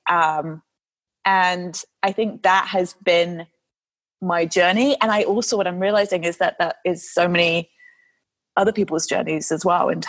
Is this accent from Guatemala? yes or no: no; United Kingdom; I mean, I'm, I'm a Brit, so we are stereotypically very cynical